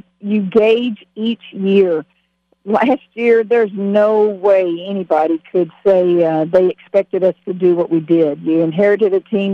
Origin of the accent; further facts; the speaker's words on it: Louisiana, United States; moved away as an adult; also born or lived in Waco, Texas; It's my home state.